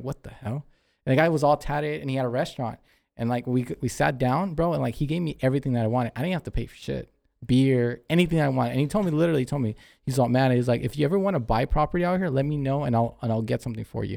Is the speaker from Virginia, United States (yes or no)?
no; California, United States; we're from California.